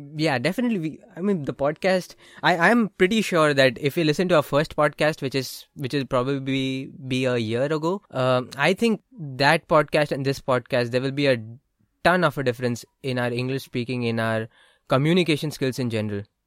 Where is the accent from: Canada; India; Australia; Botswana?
India; born or raised there; English is a second language